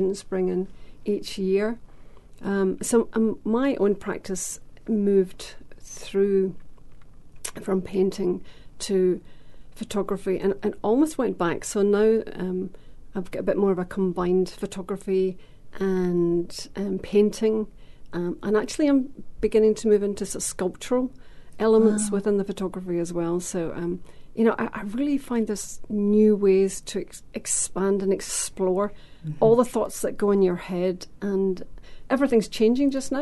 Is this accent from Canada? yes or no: no; Scotland, United Kingdom; moved away as an adult; now in New Zealand; I come from Scotland, although I'm married to a Kiwi.